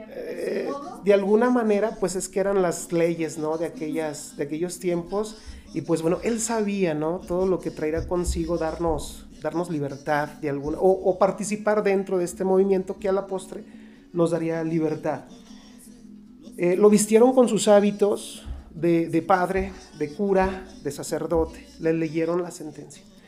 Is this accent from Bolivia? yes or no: no; Mexico; aquí en, nuestra, en nuestro país, en la Nueva España